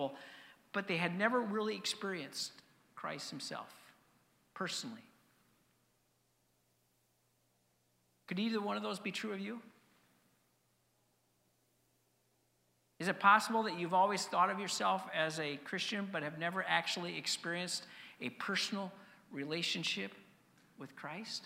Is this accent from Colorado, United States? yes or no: yes; Denver, Colorado, United States; moved away; I grew up in Denver. Growing up in Denver meant that I became a Denver Bronco fan.